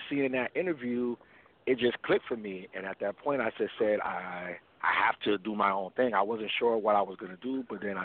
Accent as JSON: {"language": "English", "town": "New York City", "region": "New York", "country": "United States", "moved": "yes", "lives_now": "Fort Lauderdale, United States", "said": "I'm originally from New York, Queens, but right now I'm currently located in Fort Lauderdale, Florida"}